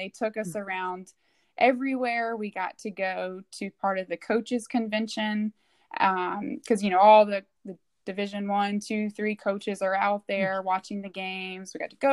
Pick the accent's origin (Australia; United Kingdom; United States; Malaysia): United States; Burlington, North Carolina; moved away; also born or lived in Maryland; the community of my hometown in Burlington, North Carolina